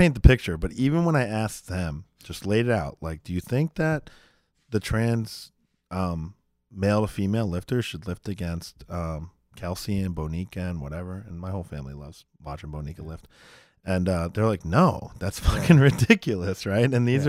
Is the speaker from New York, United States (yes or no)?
yes; New York, United States; I mean, I grew up in New York, and I know a lot of Jewish people.